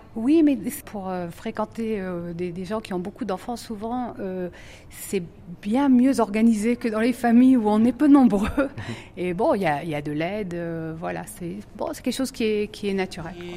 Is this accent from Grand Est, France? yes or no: yes; Strasbourg, Grand Est, France; moved away as an adult; also born or lived in Metz, France; now in Jerusalem, Israel; je suis strasbourgeoise d'origine, ah. mais j'ai passé 8 ans à Metz. Avant d'arriver en Israël, je suis venue de Metz